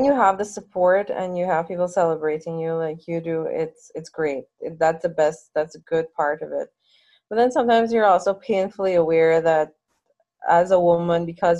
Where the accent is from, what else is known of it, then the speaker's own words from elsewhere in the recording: Guyana; growing up in Guyana was good for me